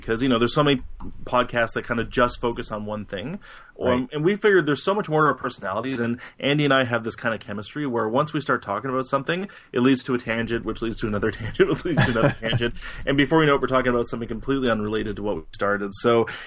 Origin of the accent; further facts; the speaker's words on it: Canada; I'm Canadian